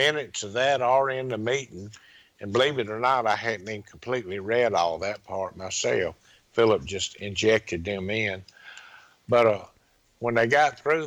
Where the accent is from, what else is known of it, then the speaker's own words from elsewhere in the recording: Laurel, Mississippi, United States; also born or lived in Pascagoula, Mississippi; went back to my hometown, Laurel, Mississippi